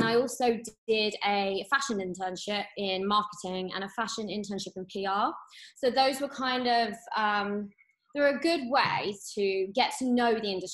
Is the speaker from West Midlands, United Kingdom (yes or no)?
yes; Birmingham, West Midlands, United Kingdom; also born or lived in London; I grew up in Birmingham.